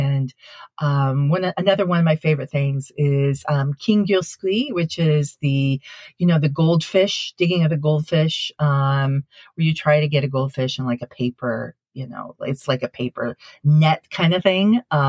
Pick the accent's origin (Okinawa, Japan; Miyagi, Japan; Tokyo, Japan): Miyagi, Japan; Sendai; But when I was growing up in Sendai, you know, northern part of Japan, Sendai actually has one of the biggest and most impressive Tanabata festivals in Japan.